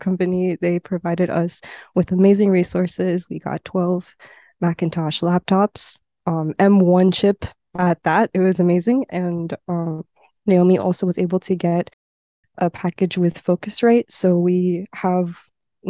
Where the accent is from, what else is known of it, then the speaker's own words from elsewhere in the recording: South Florida, United States; now in Boston, United States; I am based in Boston. I am from South Florida.